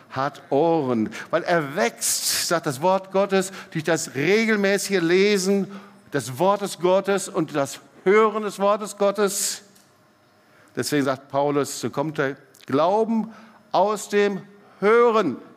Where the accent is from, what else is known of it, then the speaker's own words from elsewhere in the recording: Baden-Württemberg, Germany; Hey, ich bin Schwabe, ich bin richtig.